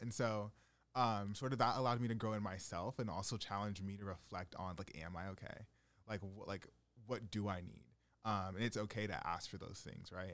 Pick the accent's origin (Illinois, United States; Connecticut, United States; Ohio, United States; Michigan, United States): Connecticut, United States; Stamford; growing up in Fairfield County